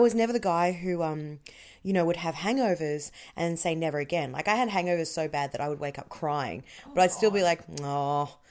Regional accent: Melbourne, Victoria, Australia; now in Wellington, New Zealand; And I'm from Melbourne, so I'm a wanker.

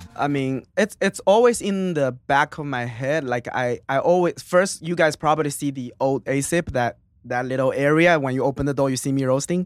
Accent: Suzhou, Jiangsu, China; English is a second language; moved away as an adult; now in United States; it's the city called Suzhou.

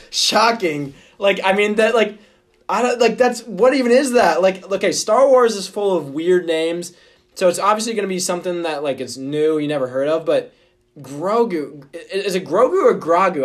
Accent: Omaha, Nebraska, United States; my hometown of Omaha, Nebraska

